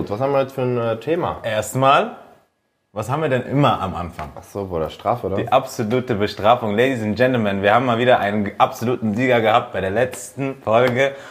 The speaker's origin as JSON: {"language": "German", "country": "Kenya", "said": "Äh, ja, ich bin aus Kenia."}